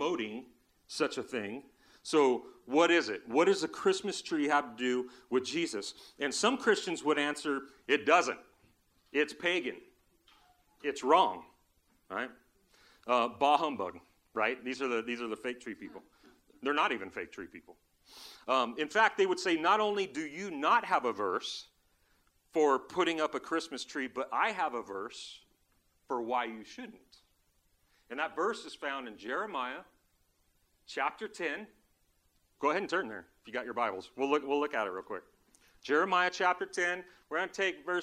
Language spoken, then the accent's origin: English; Southern California, United States; When I was a kid, we grew up in Southern California.